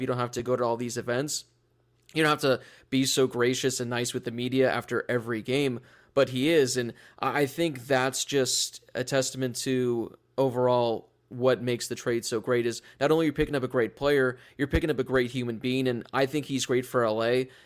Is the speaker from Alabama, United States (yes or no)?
no; Los Angeles, California, United States; born and raised in Los Angeles